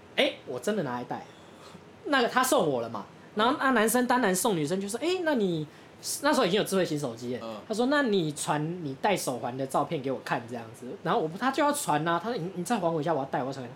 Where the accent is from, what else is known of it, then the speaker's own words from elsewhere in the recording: Taoyuan, Taiwan; 我们老家大园